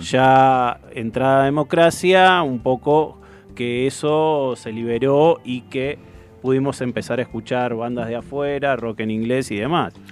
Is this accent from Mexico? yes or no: no; Hurlingham, Buenos Aires Province, Argentina; los que somos de Hurlingham, de esos pagos